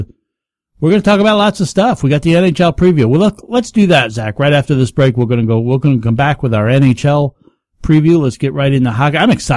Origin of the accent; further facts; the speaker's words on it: the Catskills, New York, United States; also born or lived in Florida; now in Rochester, United States; Growing up where I grew up down in the Catskills, all my teams are New York.